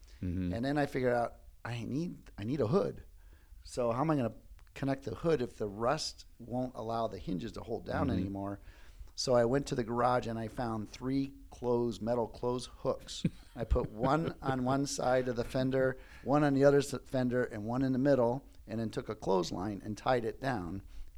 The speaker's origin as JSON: {"language": "English", "town": "Cleveland", "region": "Ohio", "country": "United States", "tie": "born or raised there"}